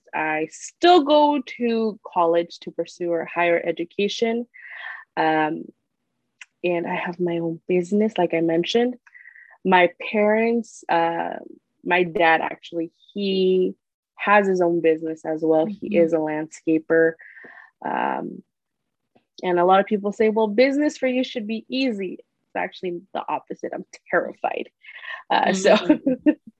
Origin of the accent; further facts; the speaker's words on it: Corona, California, United States; also born or lived in Santa Ana, California / Anaheim, California; we moved to Corona from, I want to say, when I was like 8, 9 years old, and I stayed in Corona till now.